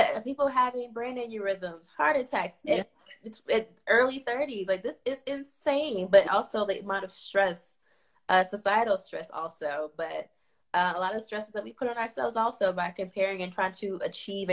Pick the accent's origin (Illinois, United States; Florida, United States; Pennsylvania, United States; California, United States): Illinois, United States; Chicago; moved away as an adult; also born or lived in the South (college); now in Providence, United States; I'm from Inglewood, South Chicago. So I grew up in the hood